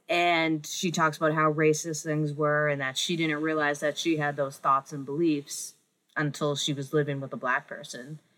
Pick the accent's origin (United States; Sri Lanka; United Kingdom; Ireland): United States; New England; I'm from New England, and like it's just part of you can't escape you like sports culture here